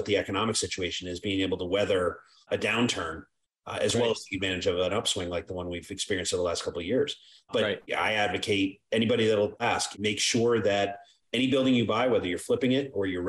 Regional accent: Ireland; So I always joke, I'm an Irishman, right?

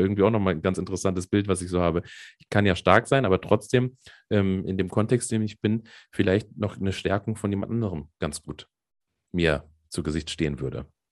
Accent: Hesse, Germany; accent: Hessian; ich bin ja äh, halber Hesse

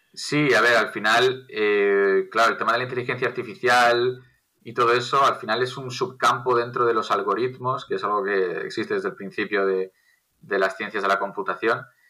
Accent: Castile and León, Spain; Castilla, que es de donde yo soy

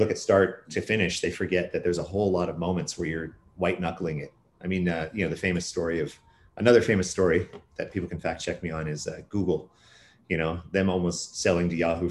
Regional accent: Silicon Valley, California, United States; moved away as an adult; now in Vancouver, Canada; I was born and raised pretty much in Silicon Valley and moved to Canada in 2007

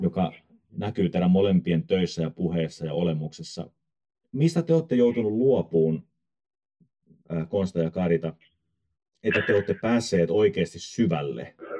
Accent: Tampere, Pirkanmaa, Finland; now in Ecuador; Mä olen itse Tampereelta kotosi ja tota, kuten eh-, ehkä sen puheesta kuulee.

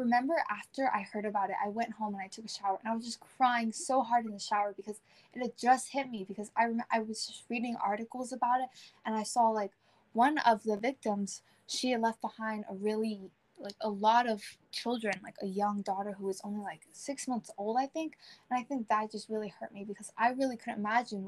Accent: United States; I am Chinese American

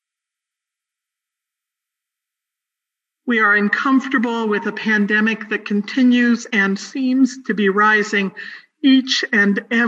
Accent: Northern California, United States; moved away; My hometown in Northern California

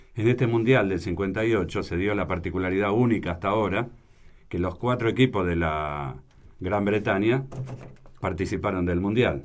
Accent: Argentina; nosotros somos argentinos

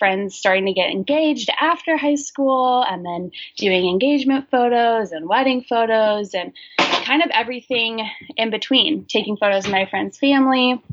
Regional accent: Olympia, Washington, United States; I grew up in Olympia, Washington, and I currently live in Olympia, Washington

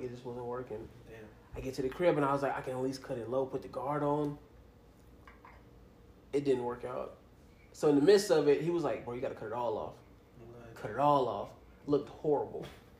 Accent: the South, United States; now in Las Vegas, United States; growing up, especially growing up in the South

